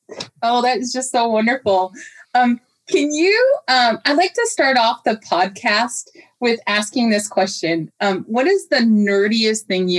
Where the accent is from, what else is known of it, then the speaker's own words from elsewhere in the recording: Tacoma, Washington, United States; I came to Tacoma in 1975. My father was stationed at McCord Air Force Base. I grew up in Tacoma. I'm a proud Lincoln High School grad.